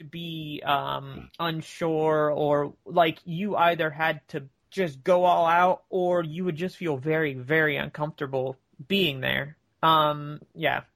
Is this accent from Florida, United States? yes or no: yes; near Tampa, Central Florida, United States; Florida near Tampa, but not Tampa